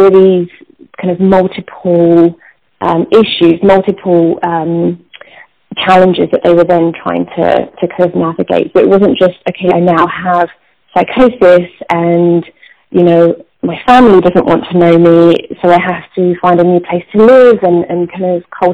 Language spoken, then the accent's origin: English; England, United Kingdom; moved away; we're not called South Asian in England. We're British Asian